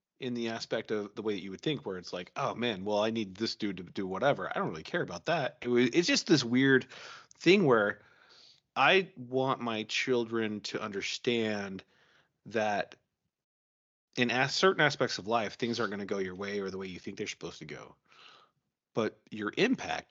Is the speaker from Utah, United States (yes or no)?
yes; Salt Lake City, Utah, United States; I grew up in Salt Lake.